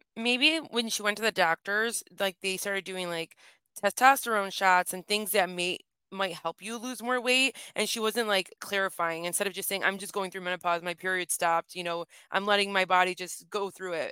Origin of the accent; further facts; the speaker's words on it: Michigan, United States; accent: Michigan A; it's called the Michigan A, so we do extend our A's